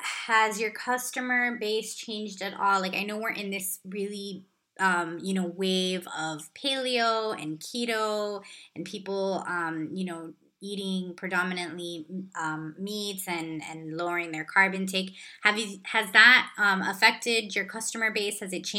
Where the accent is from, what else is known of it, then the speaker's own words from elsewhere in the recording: Los Angeles, California, United States; My parents are actually from Cuba, and I was born in Southern California, which I know is where you grew up. Oh, nice. What part? Yeah, in LA, in the Mission Hills area.